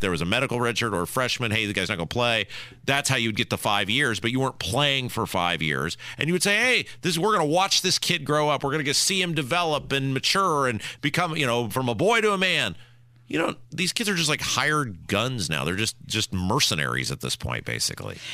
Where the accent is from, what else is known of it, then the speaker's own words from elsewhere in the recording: Midwest, United States; I'm from the Midwest